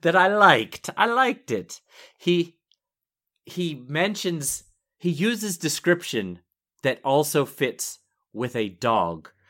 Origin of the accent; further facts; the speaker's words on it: Pittsburgh, Pennsylvania, United States; I'm from Pittsburgh